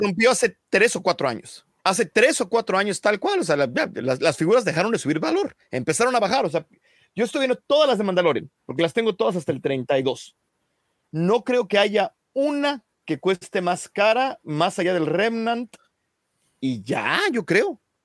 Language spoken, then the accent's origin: Spanish; Mexico City, Mexico; Yo soy de Lindavista, pero iba al TEC de Monterrey, entonces pasaba por Tlane todos los días